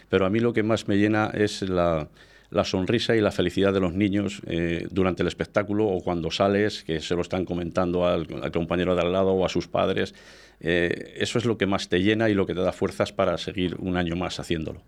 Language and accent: Spanish; Íscar, Castile and León, Spain; yo siempre que digo que soy muy de Iscar, que soy nacionalista